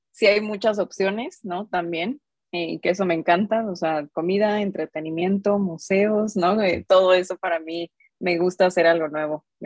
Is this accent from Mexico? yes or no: yes; Mexico City, Mexico; now in Guadalajara, Mexico; soy, soy de Ciudad de México, recién mudada a Guadalajara, la verdad.